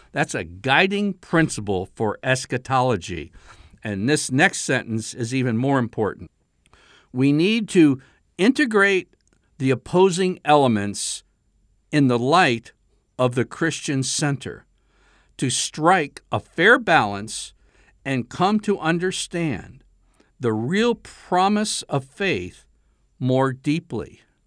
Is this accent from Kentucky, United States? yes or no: no; Pennsylvania, United States; moved away; also born or lived in south of the Mason-Dixon line; I grew up in Pennsylvania